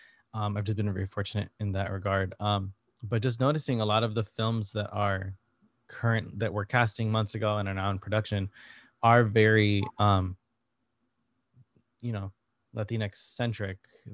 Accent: Connecticut, United States; moved away as an adult; now in New York, United States; I've only been in New York for a couple years now, but I'm from Connecticut originally, so I'm like an hour away from here usually.

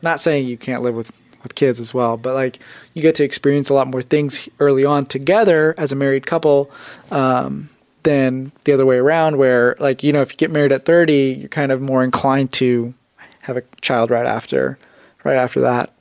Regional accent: United States; also born or lived in India; I was born in India and I came to America when I was three and a half. So technically, I was like raised in America.

